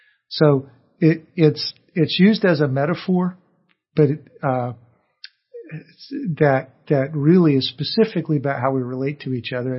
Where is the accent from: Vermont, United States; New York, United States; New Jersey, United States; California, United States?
California, United States; So I grew up in Orange County, and before they began to clean the air, we actually had smog days where the air got so bad